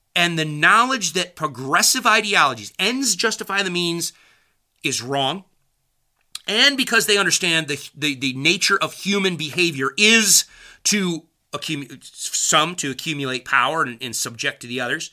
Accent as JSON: {"language": "English", "country": "United States", "said": "I'm an American who believes in the Constitution."}